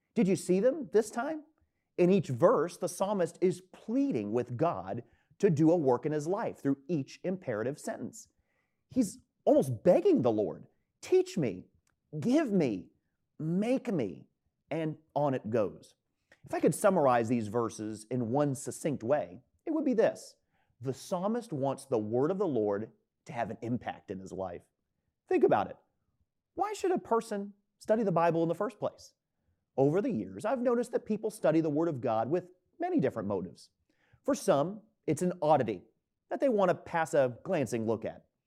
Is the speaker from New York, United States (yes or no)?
no; Tampa, Florida, United States; moved away as an adult; now in Easton, United States; my hometown of Tampa, Florida